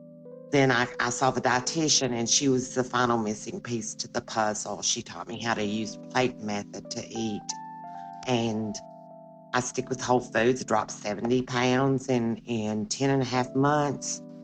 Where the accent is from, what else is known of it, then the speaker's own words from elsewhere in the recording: the South, United States; And I say I'm from the South.